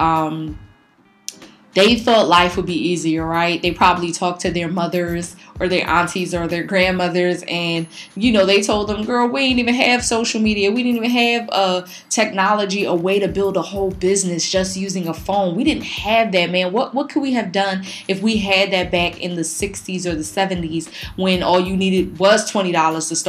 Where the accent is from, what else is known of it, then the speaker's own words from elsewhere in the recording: Philadelphia, Pennsylvania, United States; we grew up in North Philly. We grew up in the hood.